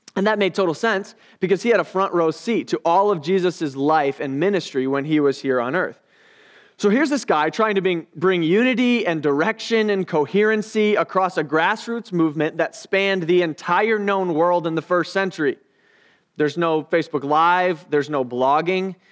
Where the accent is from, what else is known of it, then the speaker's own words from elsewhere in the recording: United States; I'm an American.